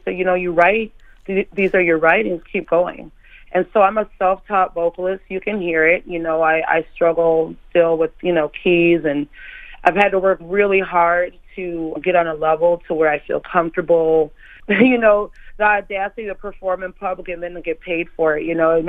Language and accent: English; Minneapolis, Minnesota, United States; I'm from Minneapolis, you know, so … and that Minneapolis sound is just as important to me as anything else.